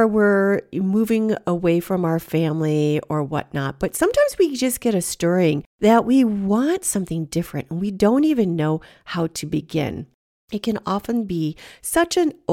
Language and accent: English; Michigan, United States; moved away as an adult; also born or lived in California / Portland, Oregon; I moved again back to Michigan